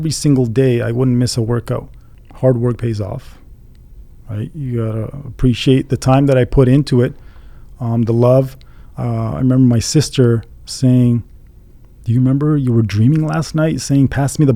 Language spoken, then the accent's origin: English; Winnipeg, Manitoba, Canada; moved away as an adult; also born or lived in Iran; Growing up in Winnipeg, in Canada, not being around other Iranians